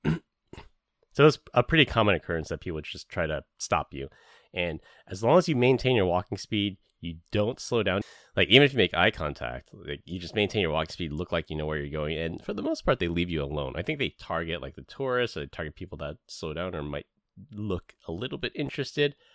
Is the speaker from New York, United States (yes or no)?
no; San Francisco, California, United States; I grew up in San Francisco